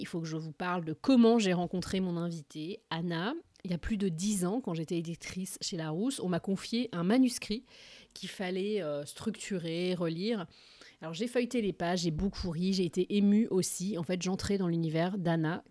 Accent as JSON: {"language": "French", "country": "France", "moved": "as an adult", "lives_now": "Boston, United States", "said": "je suis française, je vis aux États-Unis, à Boston, depuis un peu plus de 10 ans"}